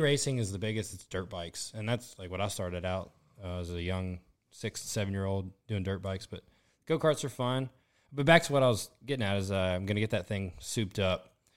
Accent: Southern Mississippi, United States; moved away as an adult; now in New Orleans, United States; I'm from Southern Mississippi

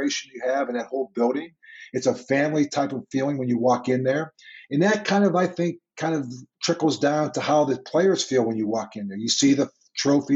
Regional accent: Pittsburgh, Pennsylvania, United States; moved away as an adult; I grew up in Pittsburgh

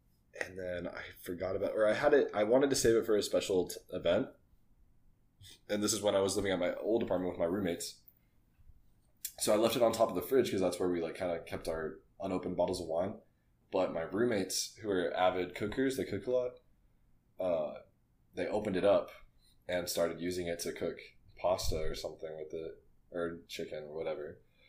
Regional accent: New Braunfels, Texas, United States; And I grew up in New Braunfels.

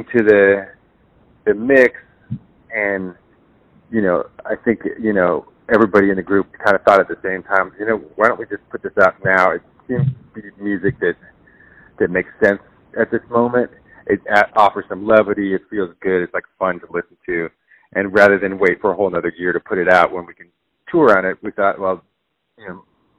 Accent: San Diego, California, United States; I grew up in San Diego, California

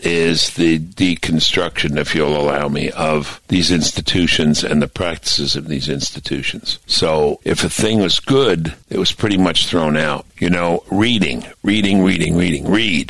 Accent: Brooklyn, New York, United States; I thought the world was mostly Jewish. I grew up in Flatbush, New York.

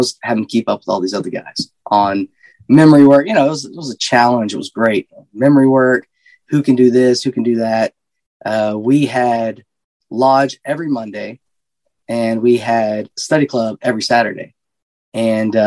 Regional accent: Seagraves, Texas, United States; I was born and raised in Seagraves, Texas.

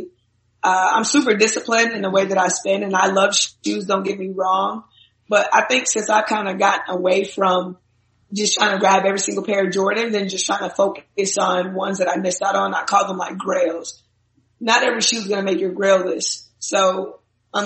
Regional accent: Minnesota, United States; I'm from Minnesota.

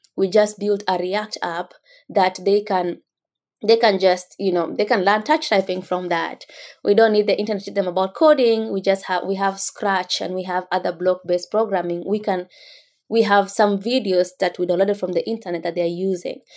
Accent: Kenya; moved away as an adult; now in United States; growing up in rural Kenya

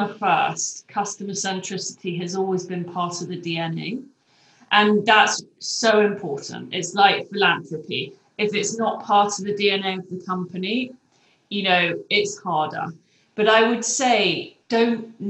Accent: England, United Kingdom; moved away as an adult; now in United States; I'm English

